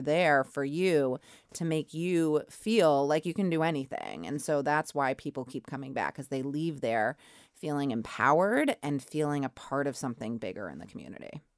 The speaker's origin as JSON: {"language": "English", "town": "Braintree", "region": "Massachusetts", "country": "United States", "tie": "born or raised there", "said": "I grew up, um, right outside of Boston in Braintree"}